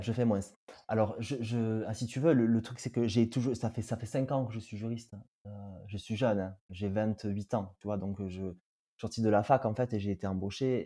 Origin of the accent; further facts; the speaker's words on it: Tarbes, Occitania, France; je suis du sud-ouest de la France. Je suis né à Tarbes et j'ai grandi à Tarbes à côté de Lourdes.